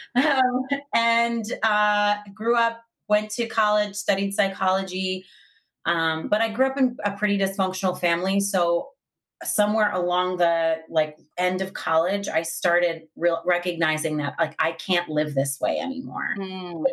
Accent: Long Island, New York, United States; I grew up in Long Island

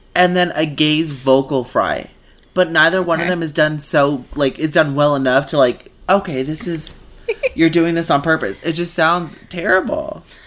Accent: Mexico; moved away; the neighborhood that I grew up in in Mexico

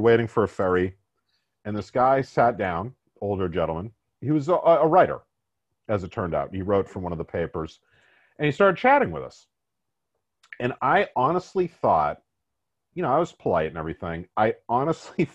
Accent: Massachusetts, United States; we both come from Massachusetts

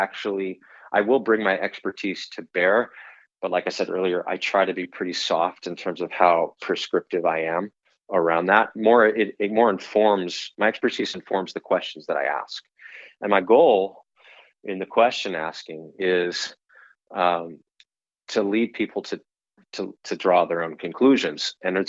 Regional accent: California, United States; And that might surprise you if you knew that I came from California, because people tend to think of that as a much more red tape state.

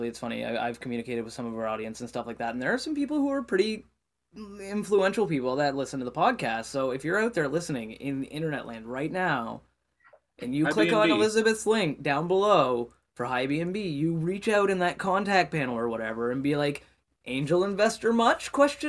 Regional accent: Canada; also born or lived in Nova Scotia; as a Canadian

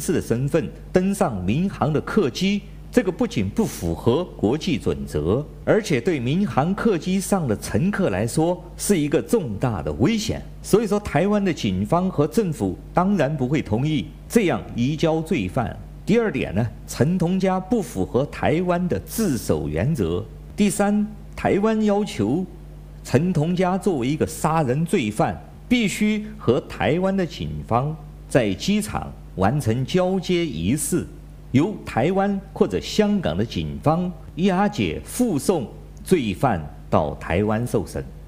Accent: China; 我是来自中国大陆的

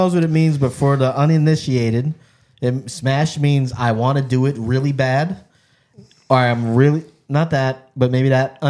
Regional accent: New Jersey, United States; I'm from New Jersey.

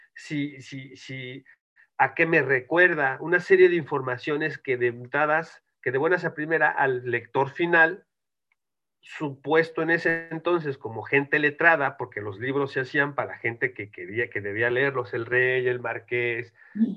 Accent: Mexico; moved away as an adult; now in Spain; yo eh, soy mexicano

